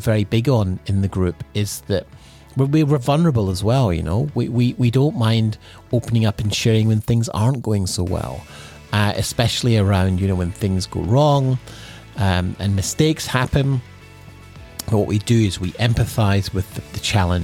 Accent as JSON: {"language": "English", "region": "Scotland", "country": "United Kingdom", "tie": "born or raised there", "moved": "yes", "lives_now": "Sunshine Coast, Australia", "said": "growing up in Scotland"}